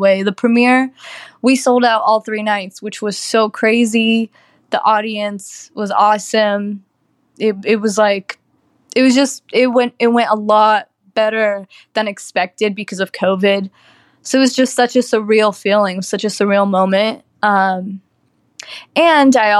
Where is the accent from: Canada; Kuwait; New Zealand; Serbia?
Kuwait; also born or lived in Lebanon; I was raised in Kuwait, where I started acting at 6 years old.